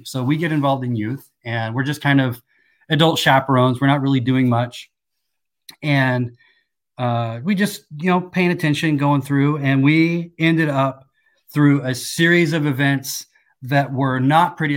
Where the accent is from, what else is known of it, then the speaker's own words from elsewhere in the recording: Seattle, Washington, United States; also born or lived in Kansas; At nine years old, we moved out to the Seattle area